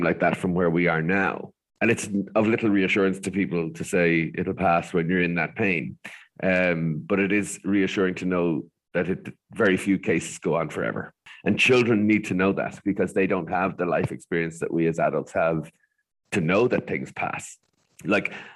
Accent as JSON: {"language": "English", "country": "Ireland", "said": "as Irish people"}